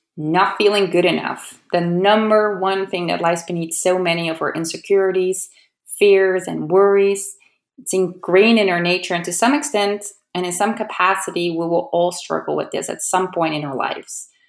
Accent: Amsterdam, North Holland, Netherlands; moved away as an adult; now in California, United States; I'm originally from Amsterdam in the Netherlands

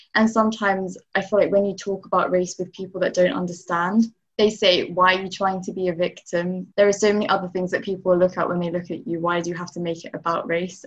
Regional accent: London, United Kingdom; I'm from Notting Hill, born and bred

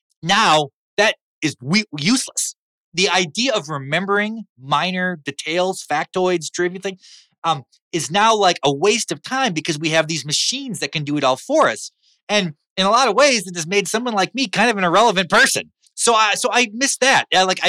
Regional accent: Midwest, United States; whereas for me, like growing up in the Midwest, drinking was almost an athletic event.

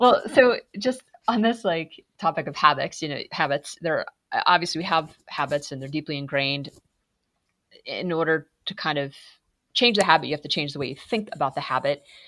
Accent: Massachusetts, United States; I'm from Massachusetts. I grew up in New England

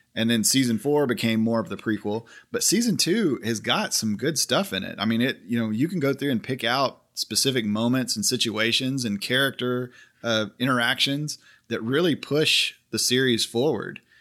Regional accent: Oklahoma, United States; I'm actually from Oklahoma

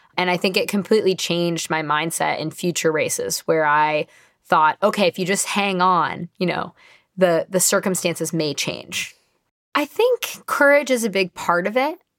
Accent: Marin County, California, United States; I grew up in Marin County, California, at the base of Mount Tamal Pius

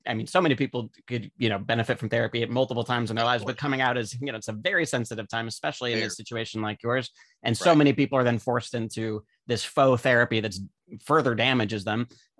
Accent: Utah, United States; So I'm from Utah. I was raised Mormon.

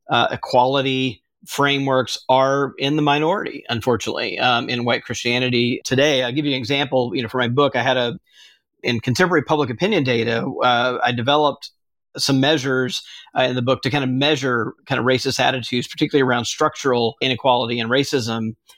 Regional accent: Mississippi, United States; Southern Baptist, which, by the way, is the group I grew up in Mississippi.

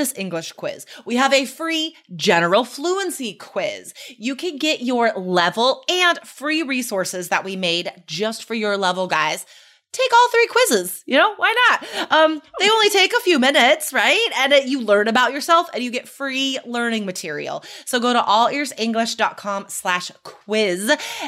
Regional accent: United States; now in Oregon, United States; where I grew up near Lake Tahoe

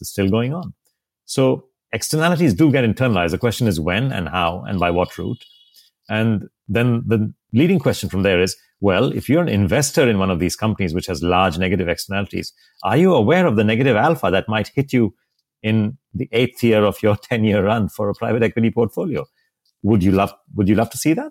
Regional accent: India; also born or lived in Mumbai; my home country in India

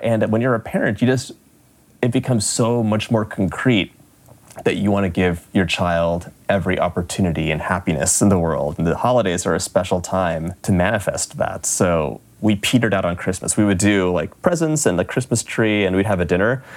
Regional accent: Los Angeles, California, United States; moved away as an adult; we're both from Los Angeles

